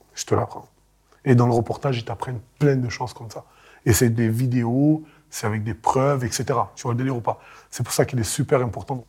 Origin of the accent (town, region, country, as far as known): Marseille, Provence-Alpes-Côte d'Azur, France; born or raised there